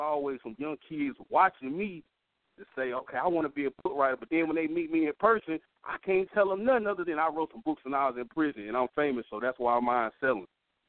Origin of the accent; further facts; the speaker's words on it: Memphis, Tennessee, United States; But I'm from Memphis, so you know I like R&B music to the fullest.